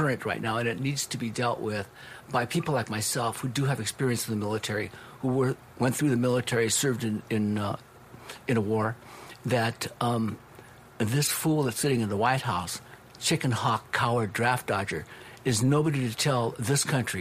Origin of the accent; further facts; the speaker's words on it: Los Angeles, California, United States; being raised up East LA, family being Japanese American